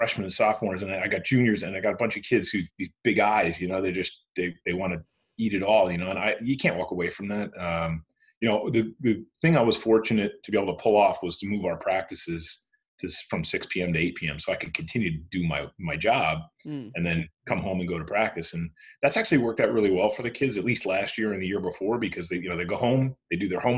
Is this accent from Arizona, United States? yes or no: no; Central New Jersey, United States; born and raised in Jersey, Central Jersey